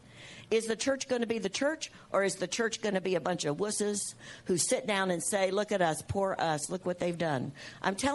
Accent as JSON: {"language": "English", "country": "United States", "said": "I'm an American. While I'm in the earth, I'm an American"}